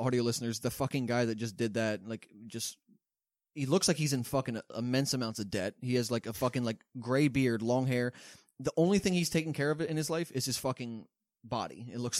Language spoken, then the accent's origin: English; Nigeria; as a Nigerian